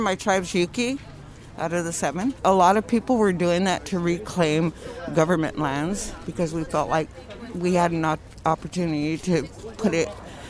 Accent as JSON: {"language": "English", "area": "Round Valley, Mendocino County", "region": "California", "country": "United States", "said": "I'm from Round Valley, Mendocino County."}